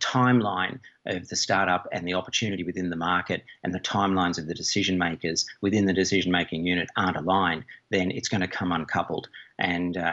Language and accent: English; Australia; now in Ireland; speaking as an Aussie